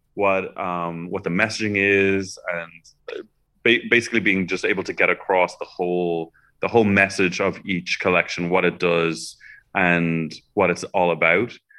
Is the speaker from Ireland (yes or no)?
yes; Dublin, Leinster, Ireland; I grew up in Dublin, uh, in Ireland